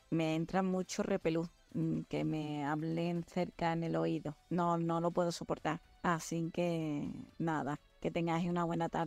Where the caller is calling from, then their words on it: Terrassa, Catalonia, Spain; de Tarrasa.